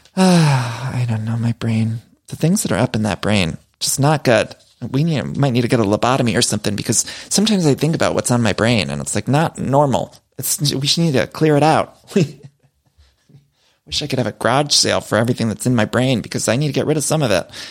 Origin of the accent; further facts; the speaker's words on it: Ohio, United States; also born or lived in Chicago; now in Los Angeles, United States; I'm from Ohio